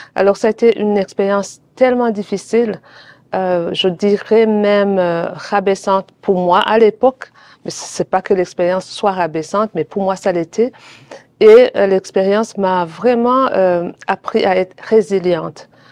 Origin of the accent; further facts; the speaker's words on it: Burundi; now in Toronto, Canada; les membres de ma famille qui sont dans mon pays d'origine, le Burundi